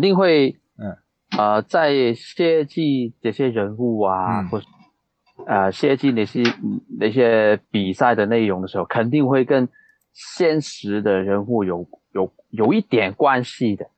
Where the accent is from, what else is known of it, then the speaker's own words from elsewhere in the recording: Hong Kong; 我在香港长大，我在香港